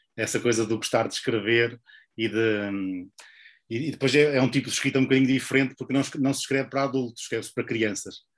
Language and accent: Portuguese; Portugal; moved away; also born or lived in Porto; eu nasci em, em Oliveira das Meias, uh, depois vim, vim estudar para o Porto